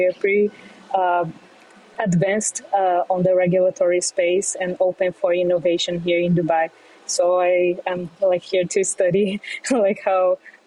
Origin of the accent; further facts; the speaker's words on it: Brazil; moved away as an adult; now in New York City, United States; I grew up in Brazil